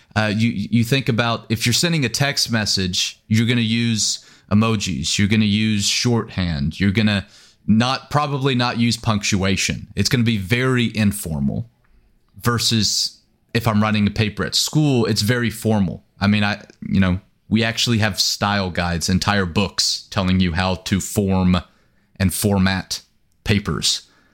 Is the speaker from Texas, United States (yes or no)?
yes; East Texas, United States; moved away as an adult; also born or lived in Oklahoma; I was born and raised here in East Texas